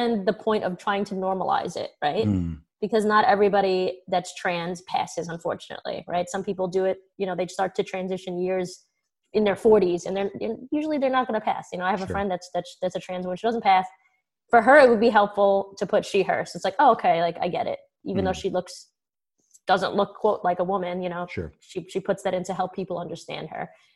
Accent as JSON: {"language": "English", "town": "New York City", "region": "New York", "country": "United States", "said": "I usually say I'm Italian. I'm from Brooklyn"}